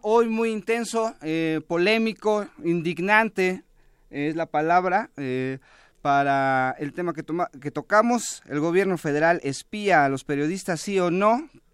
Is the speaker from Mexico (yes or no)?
yes; Mexico; nosotros como ciudadanos mexicanos